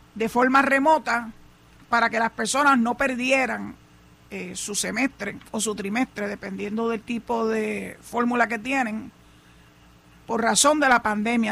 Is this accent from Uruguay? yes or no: no; Puerto Rico